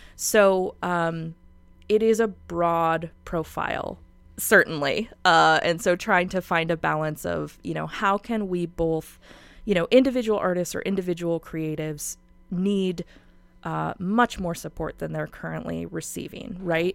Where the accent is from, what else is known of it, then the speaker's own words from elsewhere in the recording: Spokane, Washington, United States; I'm from Spokane and I love Spokane so much